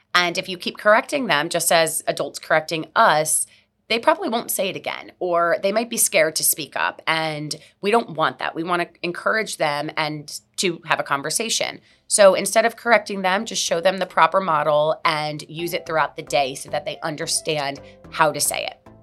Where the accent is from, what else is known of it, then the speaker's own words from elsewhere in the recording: Miami, Florida, United States; I'm born and raised in Miami